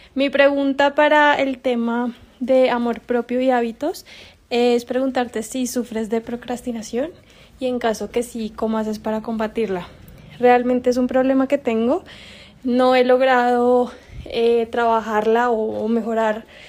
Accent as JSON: {"language": "Spanish", "town": "Bogotá", "region": "Bogotá Capital District", "country": "Colombia", "said": "yo soy de Bogotá, Colombia y tengo 28 años"}